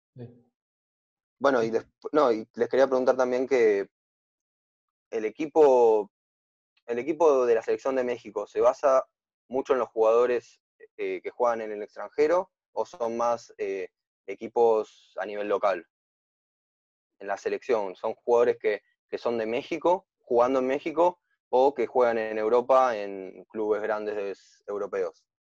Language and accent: Spanish; Buenos Aires, Argentina; yo soy de Buenos Aires